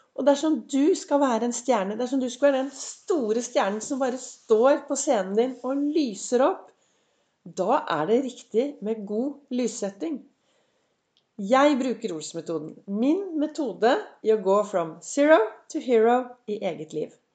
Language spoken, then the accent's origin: Norwegian; Oslo, Norway; nærmiljøet der jeg vokste opp. Og så syklet jeg opp til Gaustad sykehus.